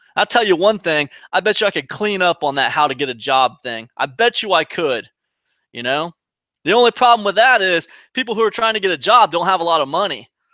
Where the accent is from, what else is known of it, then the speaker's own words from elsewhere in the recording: Ohio, United States; moved away as an adult; also born or lived in Rhode Island; I'm from Ohio originally